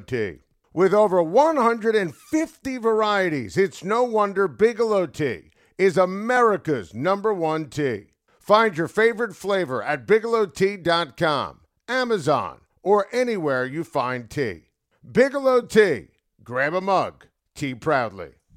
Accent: Rockland County, New York, United States; also born or lived in Westchester County, New York; now in Westchester, United States; I grew up in Rockland, live in Westchester now.

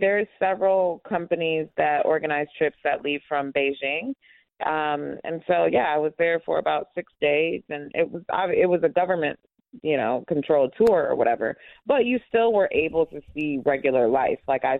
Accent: Uganda; also born or lived in United States; I'm also Ugandan, so growing up going back and forth between the U.S. and Uganda.

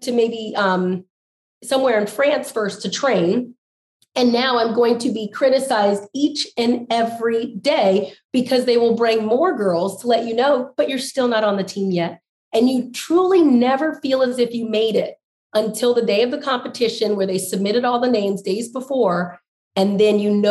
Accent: Maryland, United States; my home state of Maryland

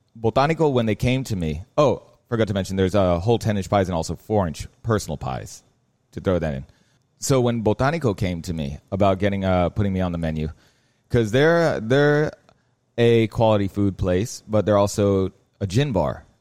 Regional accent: Miami, Florida, United States; I grew up in Miami. The house I was born into was out west. Then we moved down south. Currently, I live in Coconut Grove

